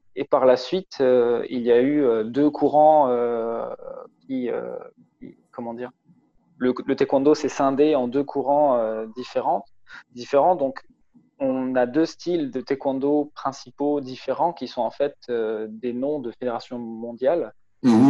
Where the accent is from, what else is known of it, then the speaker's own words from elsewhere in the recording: Strasbourg, Grand Est, France; je, viens de Strasbourg, c'est euh, c'est à l'est de la France